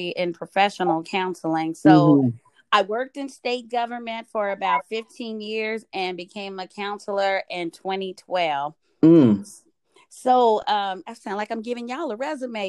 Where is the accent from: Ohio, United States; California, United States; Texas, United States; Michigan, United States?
Texas, United States; Austin; moved away as an adult; now in Phoenix, United States; was born and raised in Austin, Texas